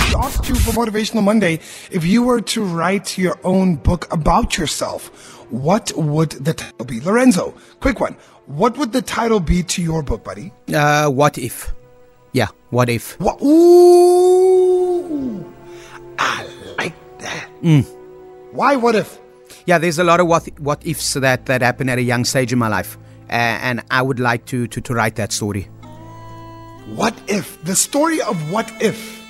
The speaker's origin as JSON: {"language": "English", "town": "Cape Town", "region": "Western Cape", "country": "South Africa", "tie": "born or raised there", "said": "I loved and grew up in Mitchell's Plain for more than 30 years."}